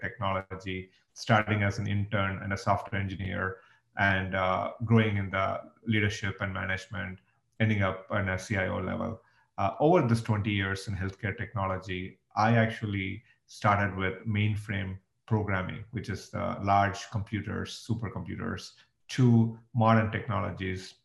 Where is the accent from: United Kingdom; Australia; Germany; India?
India; moved away as an adult; now in United States; I grew up in India and I moved to the US 20 years ago